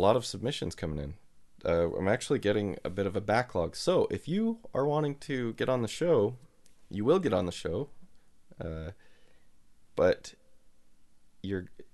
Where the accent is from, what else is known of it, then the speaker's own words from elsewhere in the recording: Utah, United States; Utah is awesome, and I've lived here my whole life